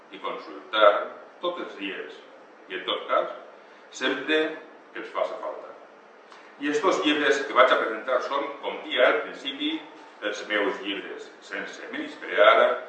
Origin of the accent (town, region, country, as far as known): Kingdom of Valencia, Valencian Community, Spain